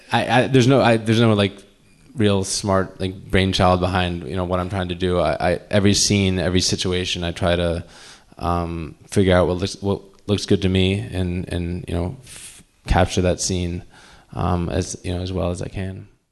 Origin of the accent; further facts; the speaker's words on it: United States; we're from the States